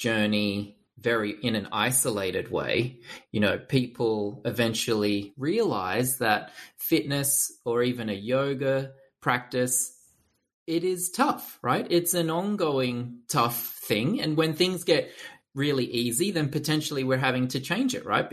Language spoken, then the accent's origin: English; Narromine, New South Wales, Australia; I'm from Narromine, which is a small town in central west New South Wales.